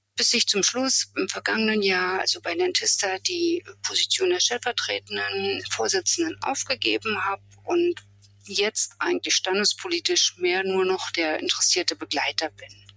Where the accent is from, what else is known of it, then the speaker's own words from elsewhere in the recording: Germany; also born or lived in Rostock; now in Templin, Germany; Ich bin in der DDR aufgewachsen, dort zur Schule gegangen